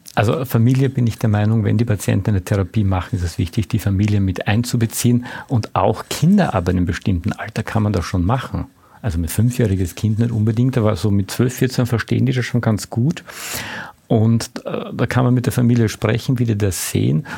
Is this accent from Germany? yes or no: no; Austria; als Österreicher